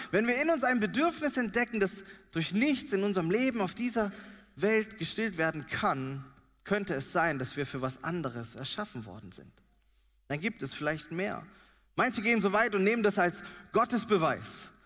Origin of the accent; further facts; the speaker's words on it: Germany; wir Deutschen, wir lieben unser Zuhause